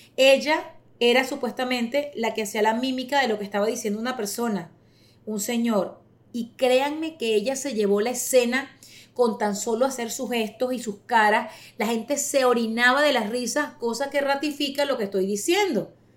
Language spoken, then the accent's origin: Spanish; Caracas, Capital District, Venezuela; moved away as an adult; now in United States; venezolana. 48 años, nací en Caracas en el año 73